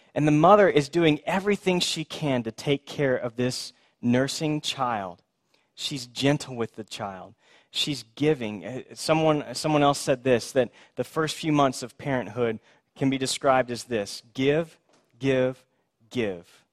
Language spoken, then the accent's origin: English; Houston, Texas, United States; I grew up in Houston